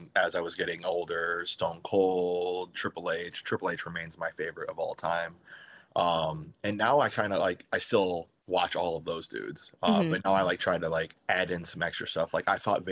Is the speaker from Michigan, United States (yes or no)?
yes; Michigan, United States; moved away as an adult; I'm from Michigan. I'm about 2 hours away from Detroit